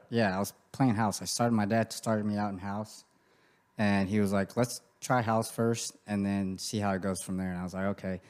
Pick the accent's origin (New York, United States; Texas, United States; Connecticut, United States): Texas, United States; Grand Prairie; I grew up in Grand Prairie. That's where I'm from